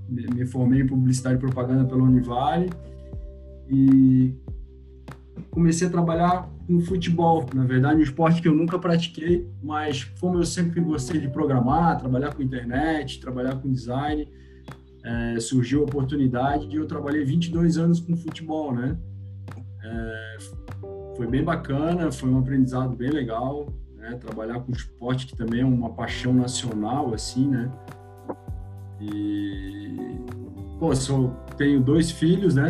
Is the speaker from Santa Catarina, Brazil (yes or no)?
yes; Itajaí, Santa Catarina, Brazil; Eu nasci em Itajaí, né? cresci a minha vida toda no São Judas, ali no Fiusa Lima